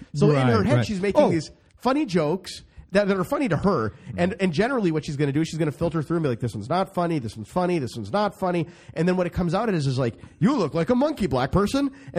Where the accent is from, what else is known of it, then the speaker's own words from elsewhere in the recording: Midwest, United States; So I'm from the Midwest.